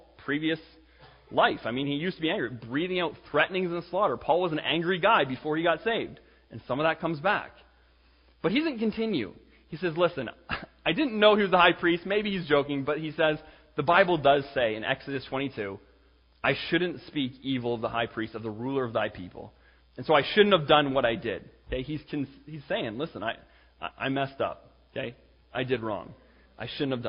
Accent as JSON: {"language": "English", "country": "Canada", "said": "I'm Canadian"}